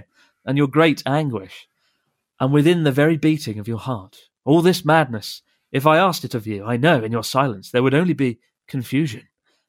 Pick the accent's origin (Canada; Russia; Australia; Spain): Russia; Moscow; Hi, Chris and Pete. … I'm from Moscow.